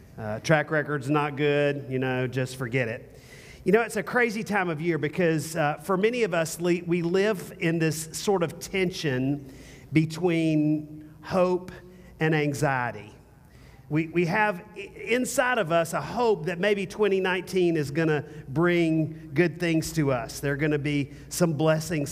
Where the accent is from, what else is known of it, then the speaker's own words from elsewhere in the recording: the South, United States; also born or lived in North Carolina; now in Austin, United States; I'm from the South